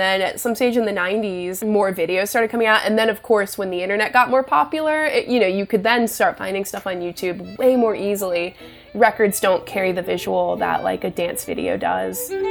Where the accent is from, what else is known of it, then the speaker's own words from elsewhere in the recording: Richmond, Virginia, United States; moved away; also born or lived in Cape Breton; I'm originally from Richmond, Virginia